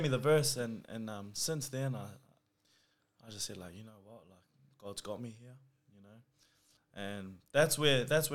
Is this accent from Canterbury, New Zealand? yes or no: no; Auckland, New Zealand; now in Campbelltown, Australia; I was born in New Zealand. I grew up in West Auckland.